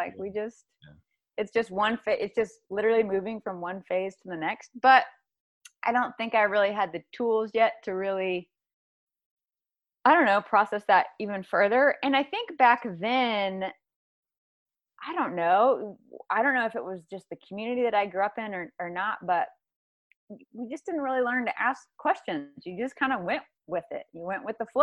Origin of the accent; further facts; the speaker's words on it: South Carolina, United States; now in Santa Barbara, United States; I came from the South, South Carolina.